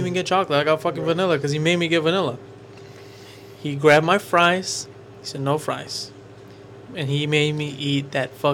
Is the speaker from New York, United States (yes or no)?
no; Humble, Texas, United States; I'm from Humble.